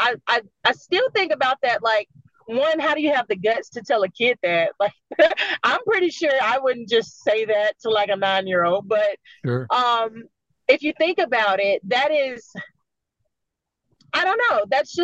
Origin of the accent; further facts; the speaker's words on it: Jersey City, New Jersey, United States; I was born in Jersey City in the mid to late 80s.